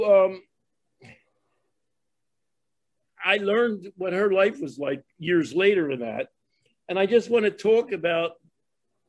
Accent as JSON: {"language": "English", "town": "Philadelphia", "region": "Pennsylvania", "country": "United States", "said": "I'm from Philadelphia, and I lived in, excuse the term, the lily white Northeast Philadelphia"}